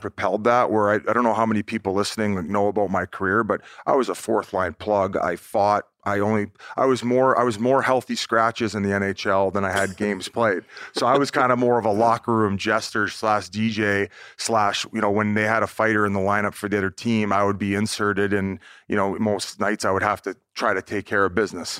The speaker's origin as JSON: {"language": "English", "town": "Welland", "region": "Ontario", "country": "Canada", "tie": "born or raised there", "said": "I was born in Welland, Ontario"}